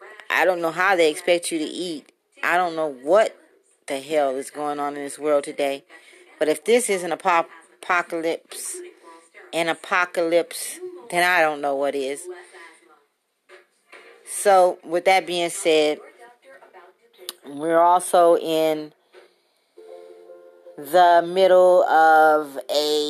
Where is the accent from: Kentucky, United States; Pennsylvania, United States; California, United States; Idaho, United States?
California, United States; Compton; now in Las Vegas, United States; I am from Compton, currently residing in Las Vegas